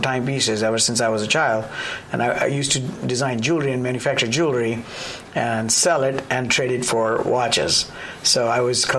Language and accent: English; India; moved away as an adult; also born or lived in Bombay / Hong Kong / Japan; now in United States; I was born in India